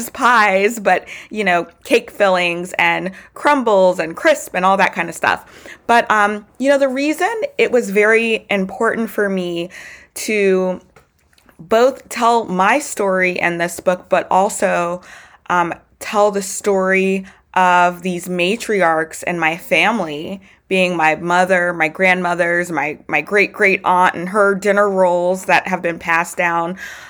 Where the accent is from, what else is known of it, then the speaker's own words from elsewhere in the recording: Baton Rouge, Louisiana, United States; I was born and raised in Baton Rouge, Louisiana. I'm positive that it's, you know, my Southern Louisiana upbringing